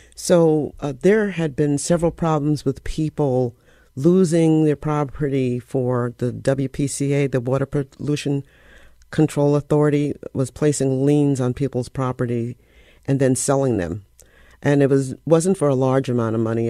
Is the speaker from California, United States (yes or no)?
no; Bridgeport, Connecticut, United States; I grew up on Washington Avenue. Um, it's called The Hollow